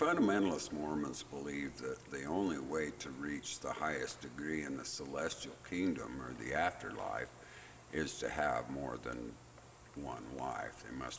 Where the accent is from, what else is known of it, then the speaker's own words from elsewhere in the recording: Colorado City, Arizona, United States; I was born and raised right here in Colorado City, Arizona. I got 62 siblings. My dad was married to 13 women, and I come from a very big household.